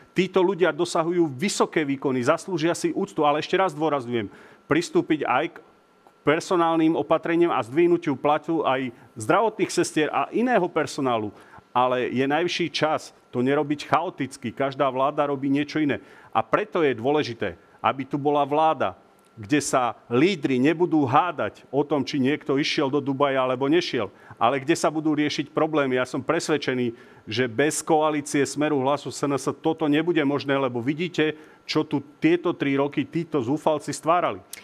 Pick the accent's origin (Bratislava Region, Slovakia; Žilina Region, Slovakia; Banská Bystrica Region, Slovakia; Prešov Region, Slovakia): Banská Bystrica Region, Slovakia; Revúca; moji rodáci z Revúcej